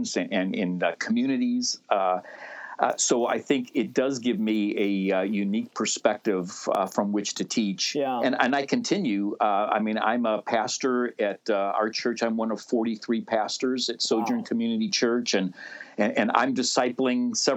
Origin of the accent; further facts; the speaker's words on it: Riverdale, Illinois, United States; also born or lived in Chicago, Illinois; So if you know Chicago, 144th and Halsted is where I grew up